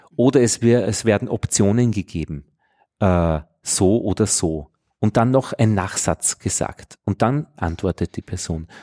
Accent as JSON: {"language": "German", "area": "Innviertel", "region": "Upper Austria", "country": "Austria", "accent": "Innviertel dialect", "said": "einem direkt sprechenden Inviertler in meinem Fall"}